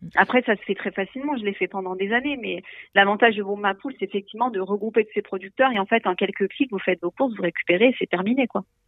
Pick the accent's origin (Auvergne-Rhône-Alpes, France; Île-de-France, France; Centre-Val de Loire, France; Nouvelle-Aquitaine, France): Auvergne-Rhône-Alpes, France; Ain, Dombes; On est originaire de l'Inde, de la Dombe nous, mêmes